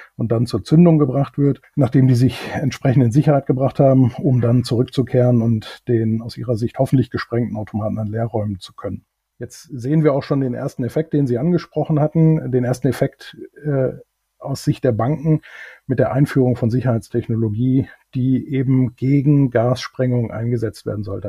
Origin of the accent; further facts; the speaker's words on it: Germany; moved away as an adult; also born or lived in United Kingdom; ob ich nicht zufällig Deutsch spreche als Deutscher, was ich dann bejaht habe